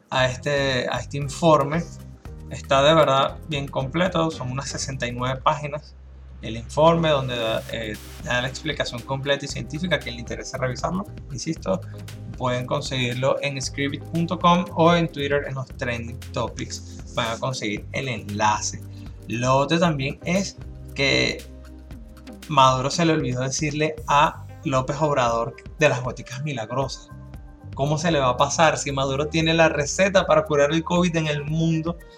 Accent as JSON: {"language": "Spanish", "country": "Venezuela", "moved": "yes", "lives_now": "Dominican Republic", "said": "Desde mi punto de vista como venezolano"}